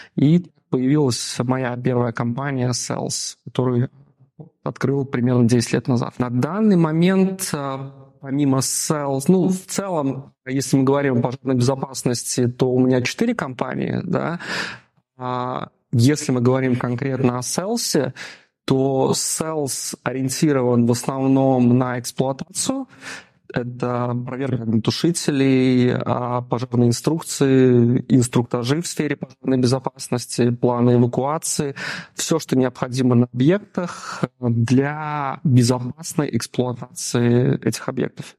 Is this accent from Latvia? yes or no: yes; Daugavpils, Latgale, Latvia; moved away as an adult; also born or lived in Riga; Я родом из Даунавпилса